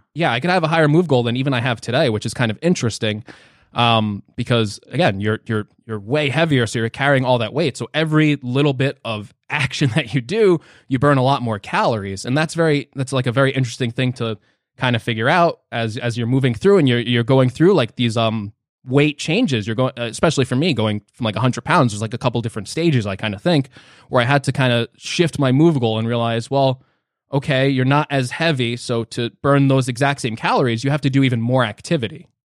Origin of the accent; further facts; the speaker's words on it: New Jersey, United States; I'm from New Jersey